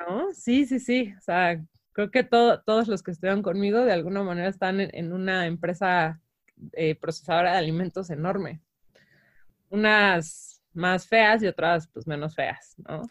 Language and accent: Spanish; Mexico